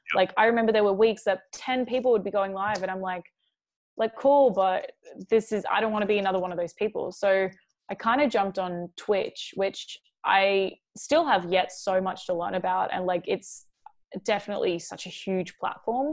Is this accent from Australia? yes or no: yes; Mooloolah, Queensland, Australia; also born or lived in Chicago; now in Los Angeles, United States; I was born in Chicago. I moved when I was two. My family moved to a really small town in Australia. It's called Mooloolah.